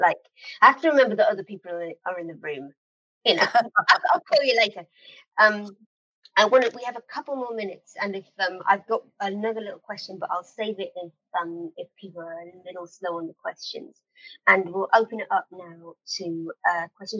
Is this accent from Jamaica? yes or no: no; United Kingdom; being British